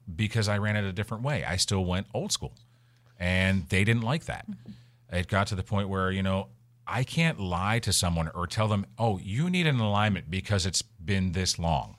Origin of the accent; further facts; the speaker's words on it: Western Pennsylvania, United States; now in Florida, United States; I'm from Western P